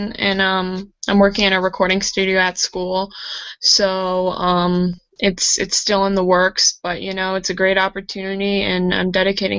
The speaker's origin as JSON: {"language": "English", "region": "New Jersey", "country": "United States", "tie": "born or raised there", "said": "I'm from New Jersey. I've been living in New Jersey my whole life."}